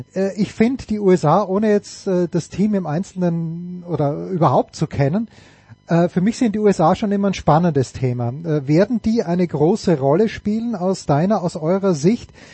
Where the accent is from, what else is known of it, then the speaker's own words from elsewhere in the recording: Austria; ich bin Österreicher